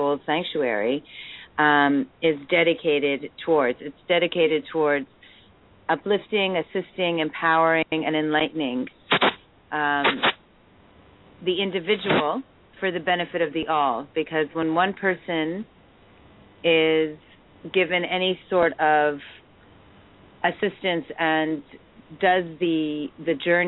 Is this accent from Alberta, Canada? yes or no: no; Montreal, Quebec, Canada; now in Toronto, Canada; I'm an English-speaking Montrealer. I was born into an English family